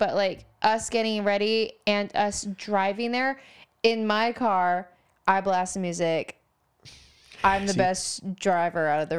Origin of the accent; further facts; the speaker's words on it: Idaho, United States; I'm from Idaho.